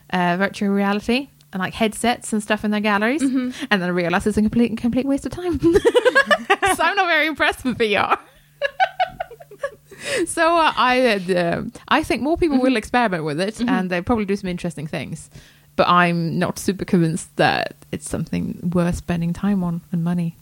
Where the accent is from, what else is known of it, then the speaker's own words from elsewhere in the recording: Sweden; now in United Kingdom; this is as much my home country as Sweden